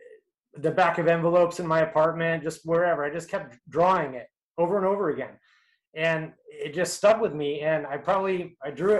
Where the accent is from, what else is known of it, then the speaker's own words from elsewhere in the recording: Southern Oregon, United States; moved away as an adult; also born or lived in Eugene, Oregon / Seattle, Washington; now in Austin, United States; I grew up in Southern Oregon and then later in Eugene